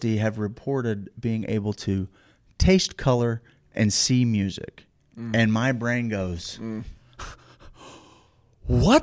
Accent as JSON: {"language": "English", "town": "St. Louis", "region": "Missouri", "country": "United States", "tie": "born or raised there", "said": "growing up in South City, St. Louis"}